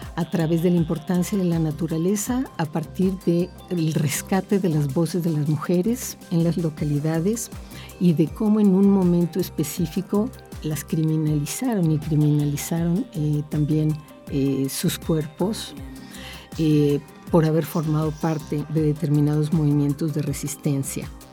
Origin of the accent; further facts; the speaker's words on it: Mexico; nosotros, como mexicanos